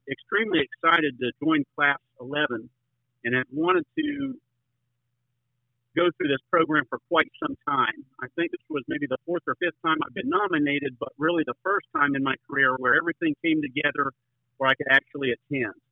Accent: Avon Park, Florida, United States; I'm from Avon Park, Florida. I grew up in Central Florida area here, where citrus, cattle, and vegetables were all around us. It's a rural area

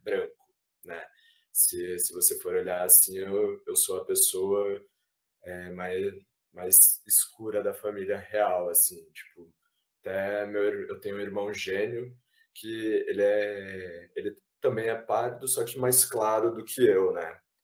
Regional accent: Ponta Grossa, Paraná, Brazil; also born or lived in Curitiba; now in Maringá, Brazil; apesar de ter nascido em Curitiba, é, morei pouco em Curitiba, morei muito tempo em Ponta Grossa

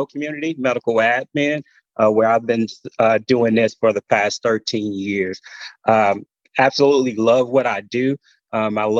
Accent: Gulfport, Mississippi, United States; moved away as an adult; I'm originally from Gulfport, Mississippi.

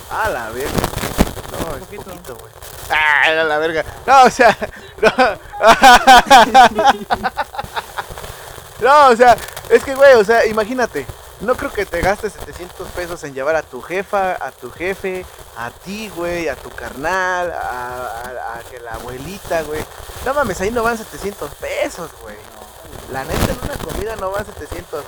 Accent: Mexico; nosotros como ciudadanos y como hijos mexicanos

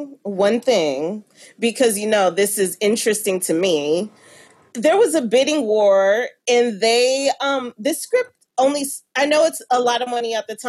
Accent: Midwest, United States; I'm from the Midwest.

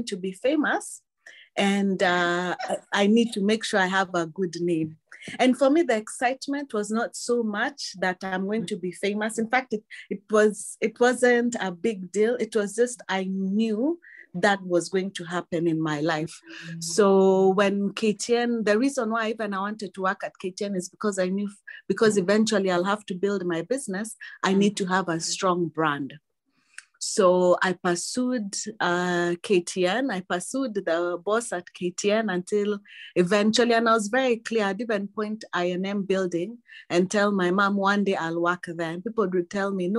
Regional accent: Mombasa, Mombasa County, Kenya; I was born in Mombasa to Christian parents

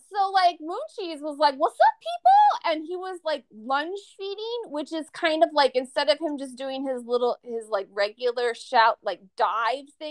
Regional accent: Minnesota, United States; we're from Minnesota

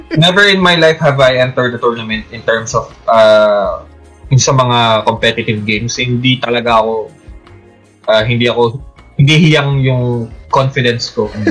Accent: Valenzuela, Metro Manila, Philippines; dito sa sa amin sa ano sa Valenzuela

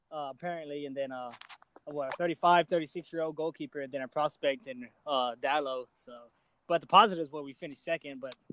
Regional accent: Nacogdoches, Texas, United States; I'm from Nacogdoches

